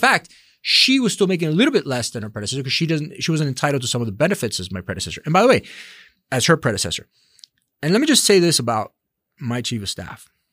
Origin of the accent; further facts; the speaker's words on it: Miami, Florida, United States; I was born in Miami and, and I'm of Latin descent.